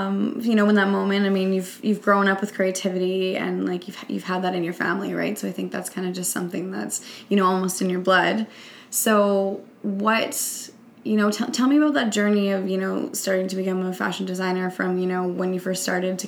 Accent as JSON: {"language": "English", "region": "Saskatchewan", "country": "Canada", "tie": "born or raised there", "said": "And I think that's the beauty about growing up in Saskatchewan as well"}